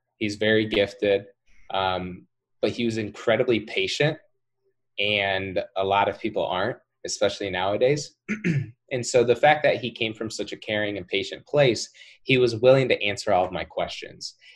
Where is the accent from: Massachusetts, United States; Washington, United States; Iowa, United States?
Iowa, United States; Cedar Rapids; I'm from Cedar Rapids, Iowa